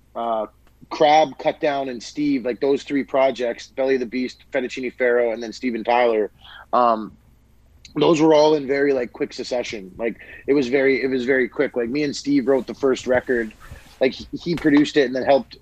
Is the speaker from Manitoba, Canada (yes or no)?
yes; Winnipeg, Manitoba, Canada; born and raised in Winnipeg